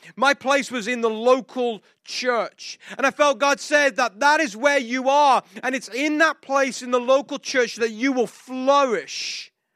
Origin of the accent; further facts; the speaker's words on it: England, United Kingdom; moved away; this English guy who we're not supposed to show emotion because we're English